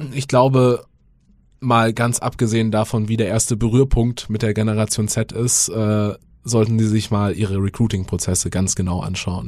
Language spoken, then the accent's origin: German; rural suburb of Munich, Bavaria, Germany; ich bin auf dem Land aufgewachsen, äh, Vorort von München, aber schon sehr ländlich